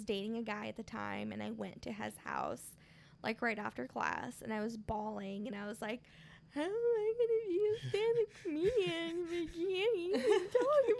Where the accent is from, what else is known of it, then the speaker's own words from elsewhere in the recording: Marshalltown, Iowa, United States; also born or lived in Michoacán, Mexico (family home state); my hometown, Marshtown